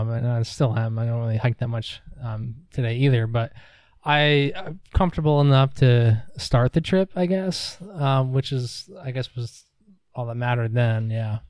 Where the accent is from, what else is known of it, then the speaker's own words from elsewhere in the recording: New York, United States; moved away as an adult; also born or lived in Durham, North Carolina; now in Asheville, United States; I grew up in New York